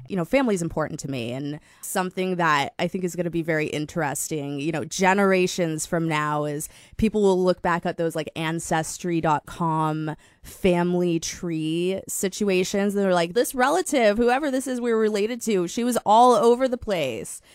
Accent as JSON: {"language": "English", "town": "Fort Collins", "region": "Colorado", "country": "United States", "also_born_or_lived": "Minneapolis, Minnesota", "moved": "yes", "lives_now": "Sacramento, United States", "said": "I'm from a small town called Fort Collins, Colorado."}